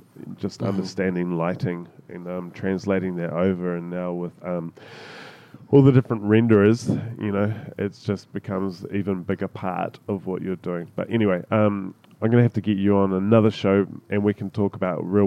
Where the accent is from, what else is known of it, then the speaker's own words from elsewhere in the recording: New Zealand; as a Kiwi